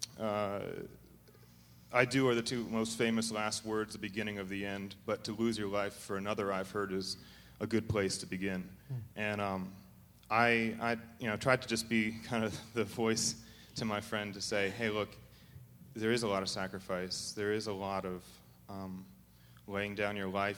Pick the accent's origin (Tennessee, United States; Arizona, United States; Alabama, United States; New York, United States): Arizona, United States; we're from Arizona